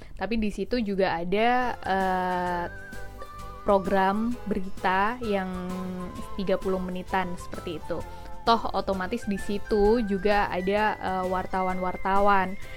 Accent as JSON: {"language": "Indonesian", "town": "Jember", "region": "East Java", "country": "Indonesia", "tie": "born or raised there", "moved": "as an adult", "lives_now": "Jakarta, Indonesia", "said": "aku tuh asli anak Jember, Jawa Timur."}